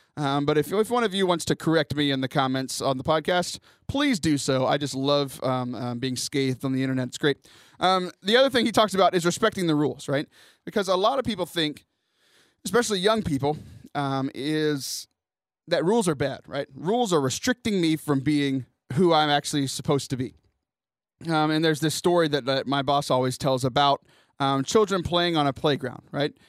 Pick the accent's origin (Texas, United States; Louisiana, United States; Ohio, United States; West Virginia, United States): Texas, United States; Houston; Houston, my hometown